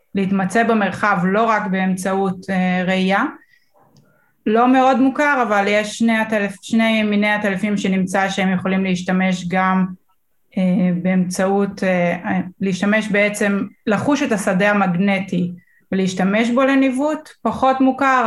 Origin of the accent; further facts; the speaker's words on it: Northern District, Israel; אני גרה, גדלתי בצפון